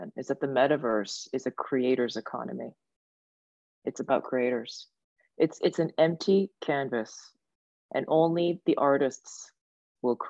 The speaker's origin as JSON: {"language": "English", "town": "Kitchener", "region": "Ontario", "country": "Canada", "tie": "born or raised there", "also_born_or_lived": "Sudbury, Canada / Seoul, South Korea / Japan", "moved": "as an adult", "said": "when my parents first immigrated, they actually landed in Sudbury for the first 3-4 years, and then we moved to Kitchener"}